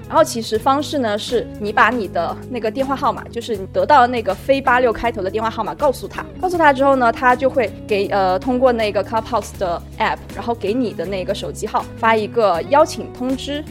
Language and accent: Chinese; China; 我们中国人平时听顿的时候会说，“哎，嗯，这样的词。”